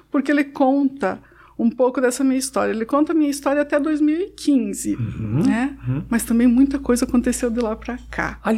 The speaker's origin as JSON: {"language": "Portuguese", "town": "Mangueirinha", "region": "Paraná", "country": "Brazil", "said": "De Mangueirinha, Mangueirinha, no sudoeste do Paraná."}